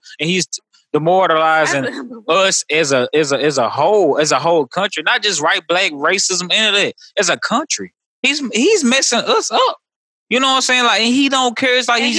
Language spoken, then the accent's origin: English; Mississippi, United States; in Mississippi, I've learned that the one thing the KKK does is they recruit